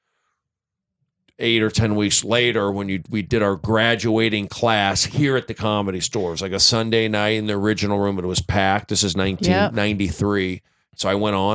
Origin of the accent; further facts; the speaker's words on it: Los Angeles, California, United States; I'm from the Valley. I grew up here.